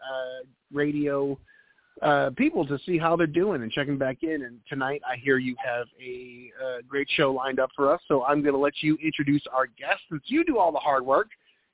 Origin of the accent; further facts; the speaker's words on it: New England, United States; moved away; also born or lived in Boston / New Hampshire; I'm a New England guy. I'm originally from Boston and New Hampshire, so we always had snow at this time of year.